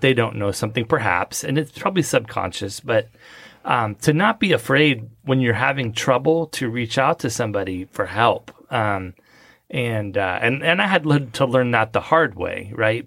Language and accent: English; Southern California, United States; moved away as an adult; also born or lived in Las Vegas; now in Frisco, United States; I grew up in Southern California